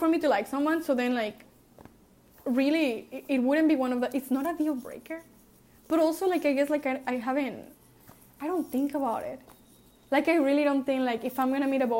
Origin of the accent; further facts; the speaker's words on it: Mexico; I was raised in Mexico